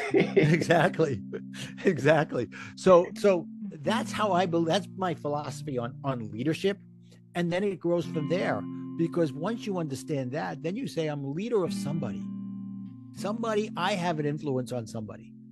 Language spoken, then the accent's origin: English; New York City, New York, United States; accent: Brooklyn; my Brooklyn accent